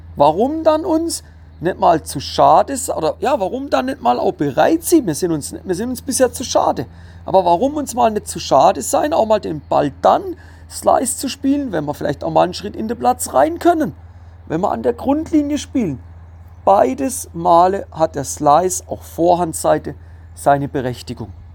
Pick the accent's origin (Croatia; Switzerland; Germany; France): Switzerland; bei uns in der Schweiz